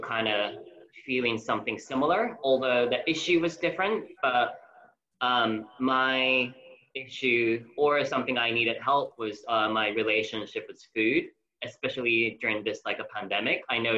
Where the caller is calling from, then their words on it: London, United Kingdom; I'm calling from London in UK.